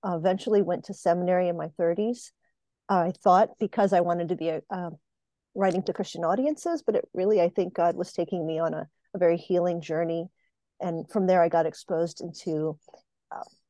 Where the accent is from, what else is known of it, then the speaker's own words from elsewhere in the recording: Puerto Rico; now in Pennsylvania, United States; I live in Pennsylvania in North America in the United States, and I was born on a colony in Puerto Rico